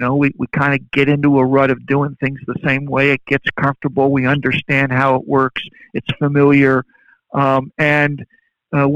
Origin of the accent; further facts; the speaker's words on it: Verona, Veneto, Italy; moved away; I grew up in Verona, Italy.